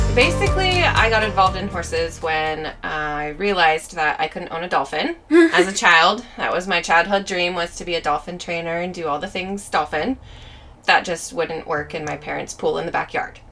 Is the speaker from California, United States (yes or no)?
yes; Auburn, California, United States; also born or lived in Valley Springs, California; I'm originally from Auburn Grass Valley area. Okay. So kind of northern foothills, California